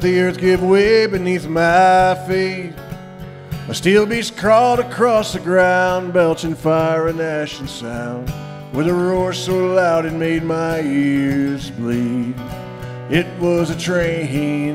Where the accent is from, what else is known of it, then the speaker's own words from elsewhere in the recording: United States; I'm American